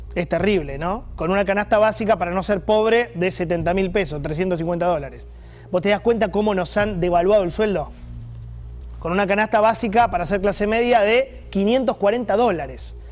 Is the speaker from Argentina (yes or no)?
yes; Argentina; como argentino